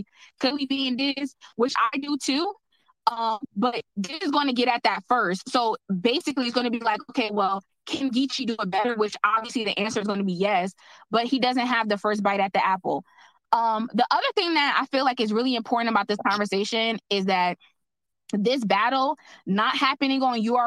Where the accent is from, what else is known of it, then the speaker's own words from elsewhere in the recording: New Jersey, United States; I'm from Jersey